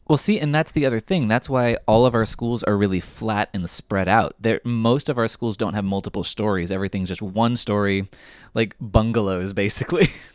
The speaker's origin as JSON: {"language": "English", "region": "Southern California", "country": "United States", "tie": "born or raised there", "said": "I grew up in Southern California"}